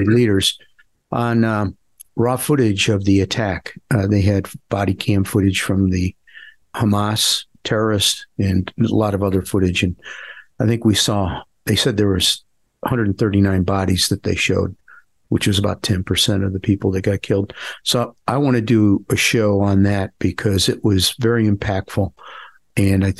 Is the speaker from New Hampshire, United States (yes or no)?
no; Parma, Ohio, United States; I grew up in a suburb of Cleveland called Parma